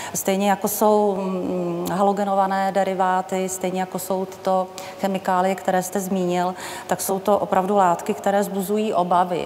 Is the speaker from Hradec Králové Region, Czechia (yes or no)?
no; South Bohemian Region, Czechia; Jsem z Jižních Čech, který pocházím